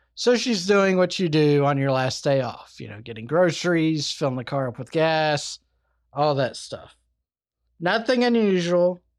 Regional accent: Alabama, United States; Good old Alabama, my home state

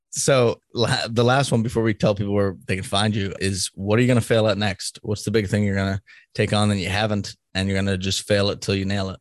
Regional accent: Boston, Massachusetts, United States; now in Kansas, United States; I'm from Boston, so I know that the difference a little bit living in a Democratic state

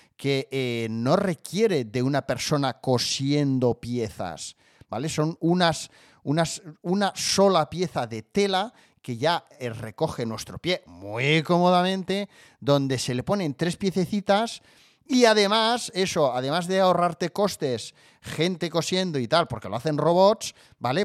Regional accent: Barcelona, Catalonia, Spain; yo vivo cerca de Barcelona y soy de Barcelona, nacido en Barcelona

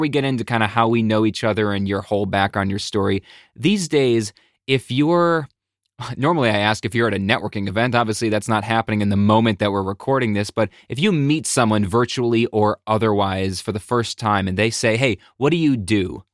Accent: Buffalo, New York, United States; now in Connecticut, United States; I'm from Buffalo, New York, originally

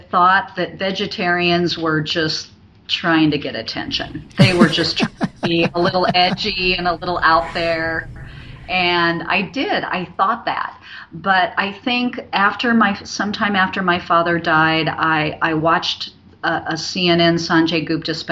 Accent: Omaha, Nebraska, United States; I'm born and raised in Omaha.

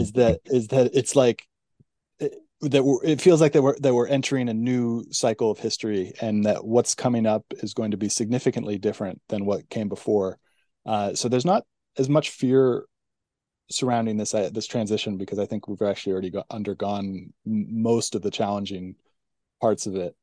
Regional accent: California, United States; growing up in California, it felt like a golden age in the '90s

